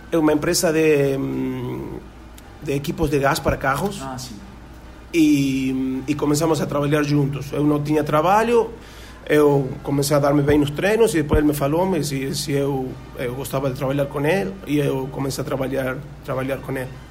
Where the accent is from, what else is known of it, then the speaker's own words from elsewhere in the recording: Tucumán, Argentina; Portuguese is a second language; moved away as an adult; also born or lived in Portugal / Paraguay; now in Brazil; Eu comecei a jogar com seis anos no clube Guirapuca, eh, é um clube do interior de, da província de Tucumã, do norte da Argentina